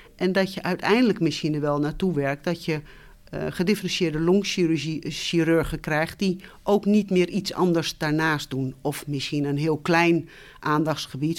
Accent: Twente, Overijssel, Netherlands; moved away as an adult; also born or lived in Utrecht / Tilburg / Nijmegen; opgegroeid ben ik in Twente, in een klein dorp

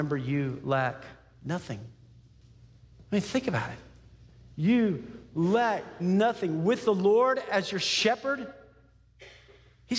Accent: Texas, United States; I grew up in Texas

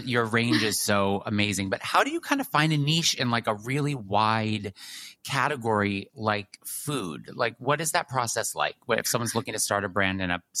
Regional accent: New York City, New York, United States; as a New Yorker who loves to run around the city

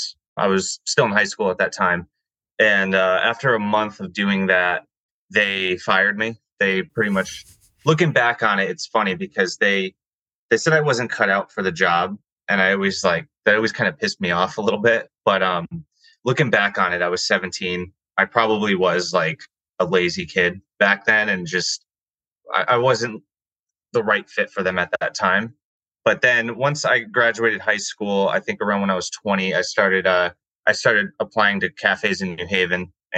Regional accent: West Haven, Connecticut, United States; I grew up in West Haven, Connecticut

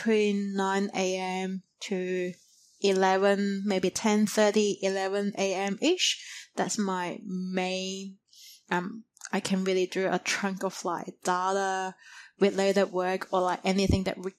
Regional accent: China; moved away as an adult; now in Australia; when I grew up in China in primary school or high school, we always have this true dedicated nap time between 12 to 2

